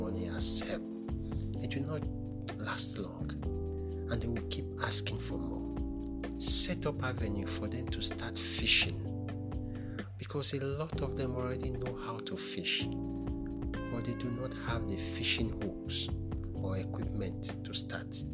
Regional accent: Nigeria

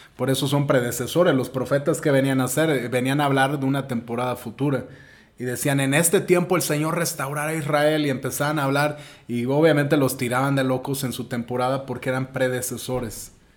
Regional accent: Mexico; donde crecimos como mexicanos la mayoría

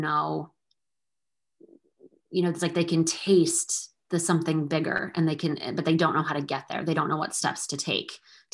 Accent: Massachusetts, United States; moved away as an adult; also born or lived in Salem, Massachusetts; now in Portsmouth, United States; I'm from Massachusetts my whole life, but now we live a little bit further north

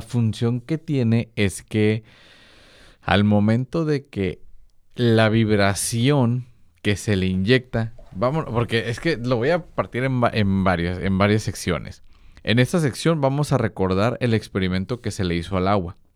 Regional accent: Mexico; yo que soy mexicano

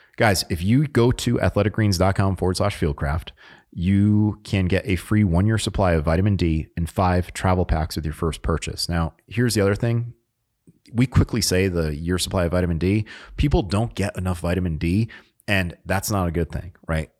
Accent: Connecticut, United States; moved away as an adult; also born or lived in Utah; now in North Carolina, United States; I grew up in Connecticut

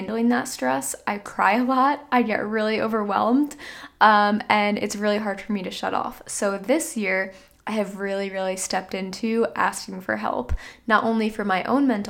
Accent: New Jersey, United States; I'm from New Jersey, so heavily populated state.

